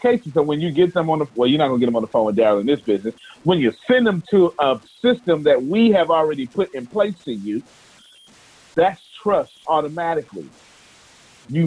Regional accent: Texas, United States; I'm from Texas

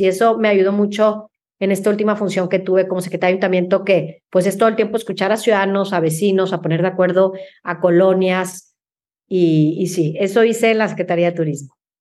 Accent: Mexico; como mexicanos

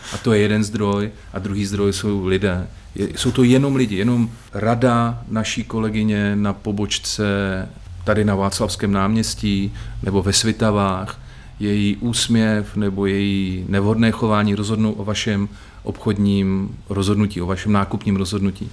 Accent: Bohumín, Moravian-Silesian Region, Czechia; v mém rodném městě Bohumíně

